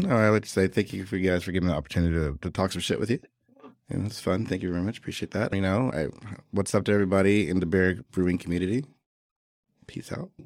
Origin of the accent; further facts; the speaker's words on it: Atlanta, Georgia, United States; moved away as an adult; now in Hanoi, Vietnam; I'm from Atlanta.